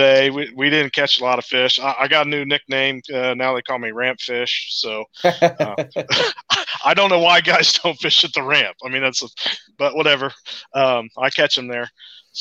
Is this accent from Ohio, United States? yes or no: yes; Central Ohio, United States; from Central Ohio. You know, I grew up in Ohio. I've lived here all my life